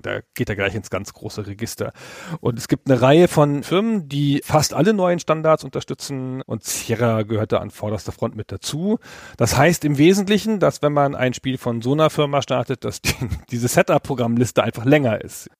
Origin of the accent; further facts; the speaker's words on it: Germany; als Deutscher